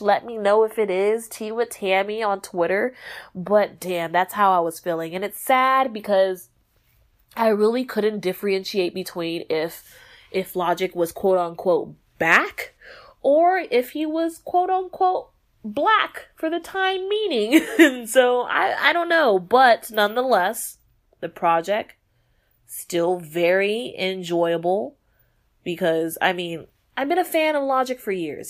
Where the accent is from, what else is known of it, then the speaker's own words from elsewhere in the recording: Texas, United States; I'm from Texas